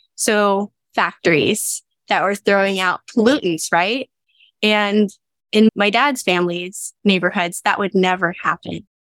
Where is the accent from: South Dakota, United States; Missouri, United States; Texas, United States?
Texas, United States; Dallas; also born or lived in Denton, Texas; I grew up in West Dallas until the age of five and then moved to Oak Cliff with my mom